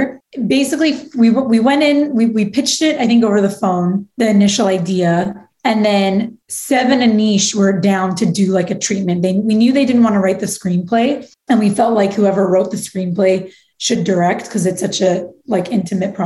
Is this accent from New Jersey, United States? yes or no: no; Los Angeles, California, United States; I grew up in L.A., but I grew up in the Valley